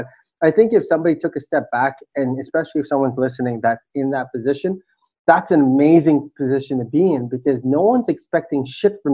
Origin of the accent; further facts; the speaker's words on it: Toronto, Ontario, Canada; moved away as an adult; now in Philippines; I was born in the Philippines, left when I was 4 years old, and my family started a new life in Toronto.